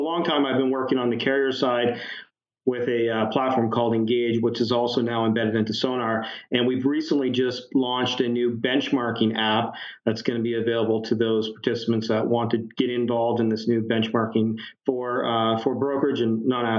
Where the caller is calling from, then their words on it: London, Ontario, Canada; London, Ontario. We're halfway between Detroit and Toronto.